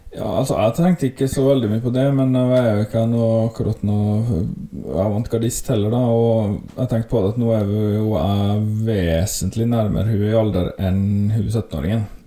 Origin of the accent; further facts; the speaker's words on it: Volda, Møre og Romsdal, Norway; vi som er herfra